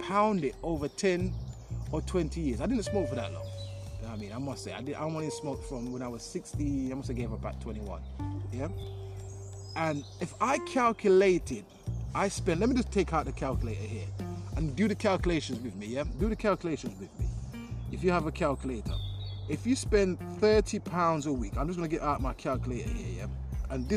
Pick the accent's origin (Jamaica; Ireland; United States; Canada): Jamaica; now in London, United Kingdom; growing up in Jamaica